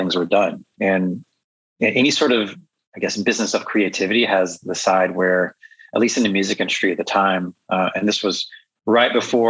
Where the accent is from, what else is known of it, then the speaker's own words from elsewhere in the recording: rural Georgia, United States; also born or lived in Nashville, Tennessee / Los Angeles suburbs, California; now in Chicago, United States; I grew up in the Southeast for the most part. I lived in rural Georgia in a valley